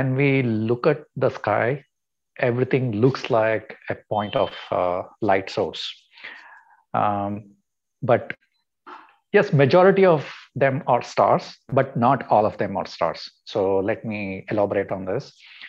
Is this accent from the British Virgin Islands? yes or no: no; Mysore, Karnataka, India; I was born and brought up in Mysore.